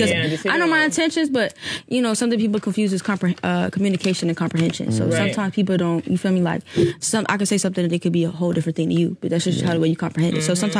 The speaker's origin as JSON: {"language": "English", "region": "Florida", "country": "United States", "tie": "born or raised there", "also_born_or_lived": "Arizona", "said": "I was born in Arizona. and I came to Florida when I was like 3, going on 4. So ever since I started school down here"}